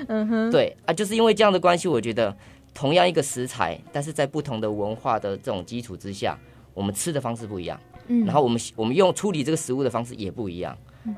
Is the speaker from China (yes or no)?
no; Taiwan; 然后就觉得哎，我们还蛮多关联的，嗯哼，然后就这样，其实我们台湾人很喜欢日本